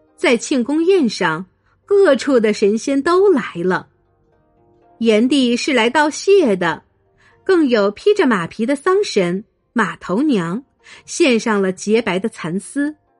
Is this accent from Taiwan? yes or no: no; China; 我们中国人一向自称是炎黄子孙